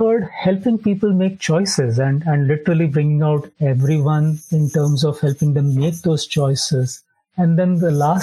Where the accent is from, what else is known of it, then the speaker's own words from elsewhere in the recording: Mumbai, Maharashtra, India; moved away as an adult; now in Jacksonville, United States; I come from Mumbai, India